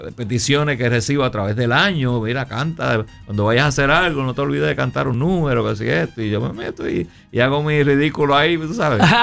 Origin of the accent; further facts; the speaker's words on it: Puerto Rico; moved away as an adult; also born or lived in New York; vengo de Puerto Rico, toco trompeta